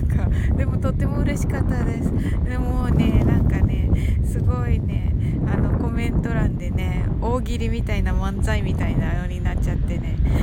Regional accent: Kyushu, Japan; 私九州人なんでね

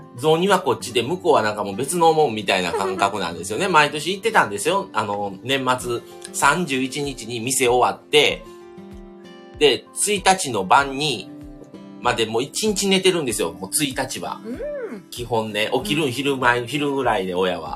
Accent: Kobe, Hyogo, Japan; accent: Kansai; also born or lived in Shiga; 今、神戸に住んでるんですね。それ神戸で育ったんですけど、僕、生まれが、あの、琵琶湖がある滋賀県

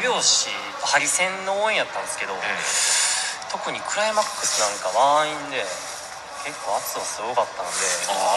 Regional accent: Kansai, Japan; 僕も関西人としてはちょっと謎なんですけど

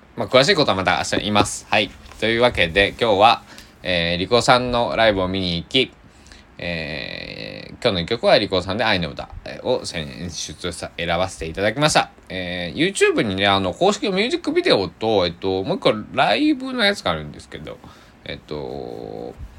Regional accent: Kochi, Japan; 僕のね、えー、地元高知県崎市

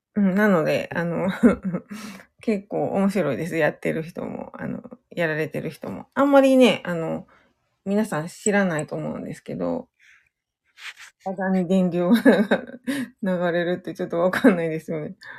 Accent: Kyoto, Japan; now in Osaka, Japan; 出身は京都です。京都の、京都市です。

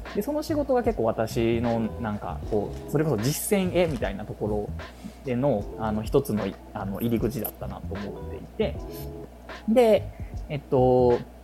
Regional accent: Kyoto, Japan; also born or lived in Ayabe, Kyoto; 生まれが生まれ育ち140万人の京都市内なので

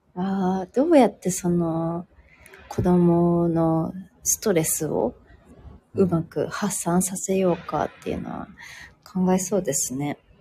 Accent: Tajimi, Gifu, Japan; moved away as an adult; now in Singapore; 岐阜の多治見出身なんですけど、多治見まで帰るので

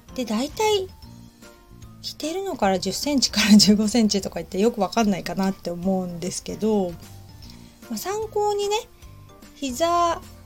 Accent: Hamamatsu, Shizuoka, Japan; now in Kamakura, Japan; 私浜松出身

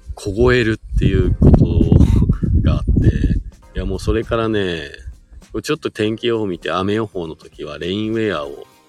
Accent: Shizuoka, Japan; now in Hakuba, Japan; 僕もね、静岡県出身で、もともとは。で、スノーボードが好きで、えー、っと、白馬に引っ越してきた移住組です

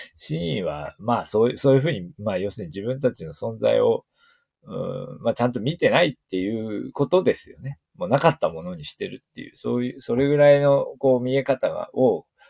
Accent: Niigata, Japan; 私たち新潟県民

